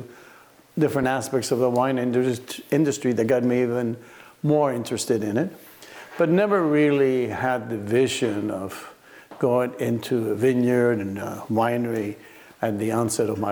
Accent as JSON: {"language": "English", "country": "Cuba", "tie": "born or raised there", "also_born_or_lived": "Miami", "moved": "yes", "lives_now": "Oregon, United States", "said": "I grew up in Cuba. I was born in Cuba."}